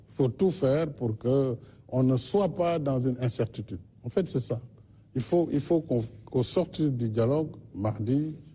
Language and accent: French; Senegal; je suis un Sénégalais, je suis un Africain